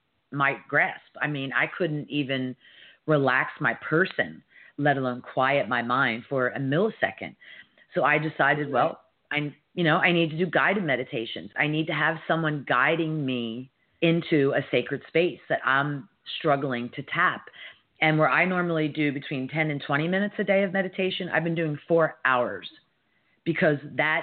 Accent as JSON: {"language": "English", "country": "United States", "said": "how I was able to navigate one of the most stressful weeks in my 53 years as an American."}